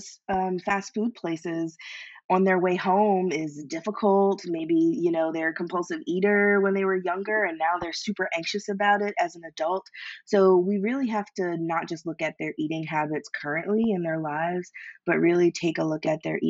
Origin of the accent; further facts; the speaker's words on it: Philadelphia, Pennsylvania, United States; I'm from Philly